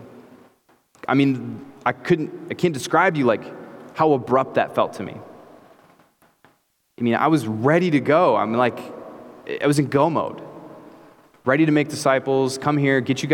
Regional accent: Clinton, United States; moved away as an adult; I came to Clinton with my family. I grew up here, but we moved back here to plant this church

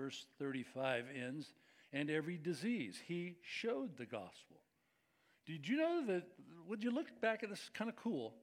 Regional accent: United States; we're from America

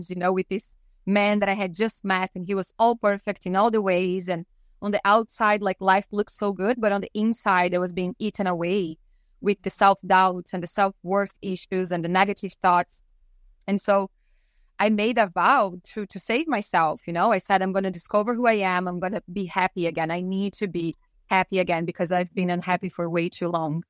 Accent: Brazil; now in British Columbia, Canada; growing up in Brazil

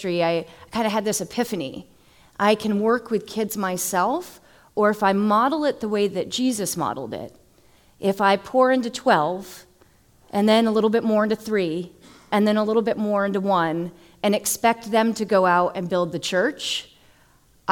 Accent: Massachusetts, United States; now in Florida, United States; I'm originally from Massachusetts

